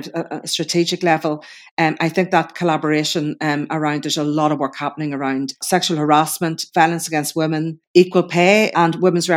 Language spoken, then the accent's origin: English; Northern Ireland, United Kingdom; I'm coming from the Northern Ireland context